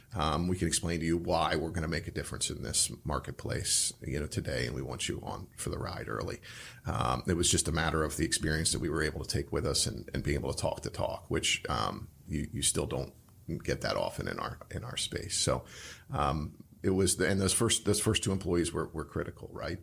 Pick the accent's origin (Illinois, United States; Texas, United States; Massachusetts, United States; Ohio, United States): Ohio, United States; Cincinnati; also born or lived in Chicago; now in Columbus, United States; I'm from Cincinnati